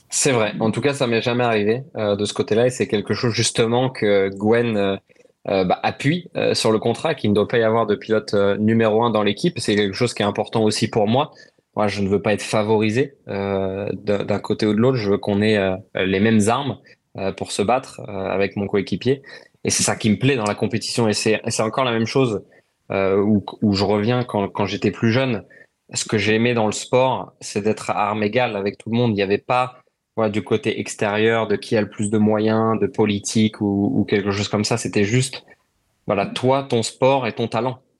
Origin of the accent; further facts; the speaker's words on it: France; mais il y a une émotion particulière pour nous en tant que Français euh, d'aller au Paul Ricard.